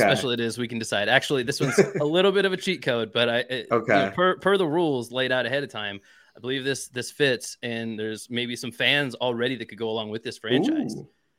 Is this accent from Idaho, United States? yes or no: yes; Idaho, United States; moved away; I'm from Idaho originally